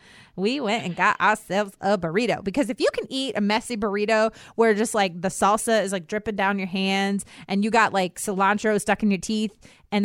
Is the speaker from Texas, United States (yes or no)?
no; Virginia, United States; I was born and raised in Virginia